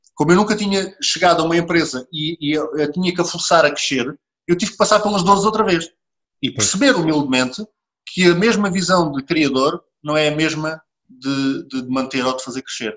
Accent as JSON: {"language": "Portuguese", "country": "Portugal", "said": "nós portugueses temos muito esta capacidade"}